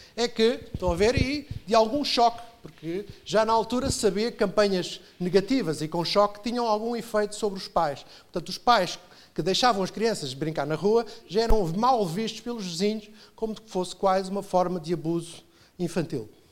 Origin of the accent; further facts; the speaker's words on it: Portugal; Como somos portugueses